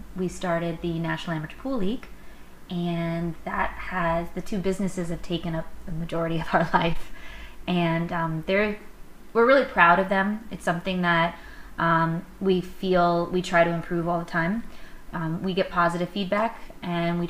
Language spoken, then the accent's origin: English; Miami, Florida, United States; now in New York, United States; growing up in Miami, Florida.